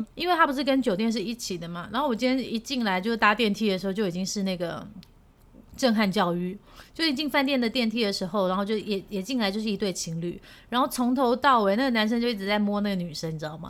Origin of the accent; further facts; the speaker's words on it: Taiwan; also born or lived in Seoul, South Korea; 我是Taiwanese